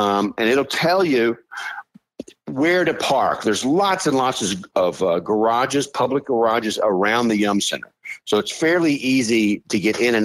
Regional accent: Southern Indiana, United States; also born or lived in Washington, D.C.; now in Louisville, United States; I'm from Southern Indiana

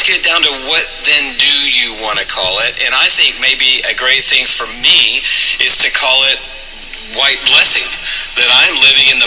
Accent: Atlanta, Georgia, United States; that allowed me to grow up in Atlanta.

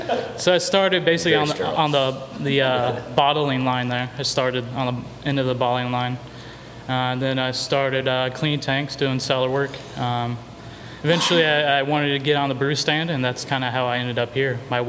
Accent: Atlanta, Illinois, United States; moved away; also born or lived in Indiana; And then they moved to Illinois when I was about 5. I grew up in central Illinois in a small town called Atlanta. Very small town, like 1,500 people.

